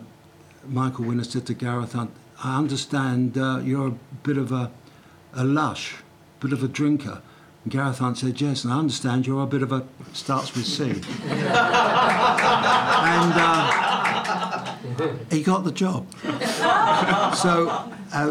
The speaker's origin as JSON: {"language": "English", "region": "London", "country": "United Kingdom", "said": "I'm a boy from Brixton"}